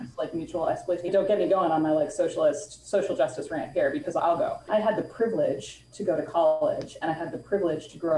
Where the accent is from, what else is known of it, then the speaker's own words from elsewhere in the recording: Bay Area, California, United States; born and raised in the Bay Area